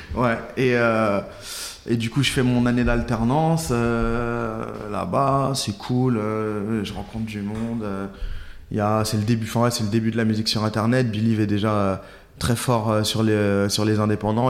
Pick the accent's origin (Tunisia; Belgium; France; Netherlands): France; Saint-Priest, Auvergne-Rhône-Alpes; moved away as an adult; now in Paris, France; Je suis à Saint-Priest